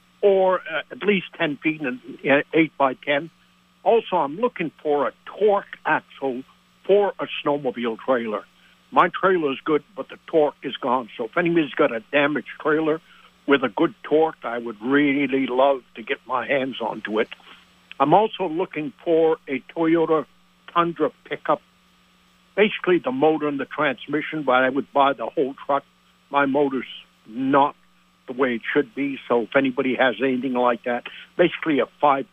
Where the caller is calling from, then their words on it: Hinesburg, Vermont, United States; from Hinesburg.